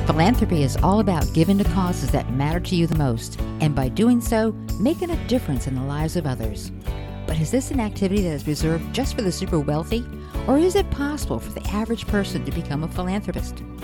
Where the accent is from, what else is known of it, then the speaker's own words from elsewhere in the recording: Connecticut, United States; I grew up in Connecticut in a middle-class family of five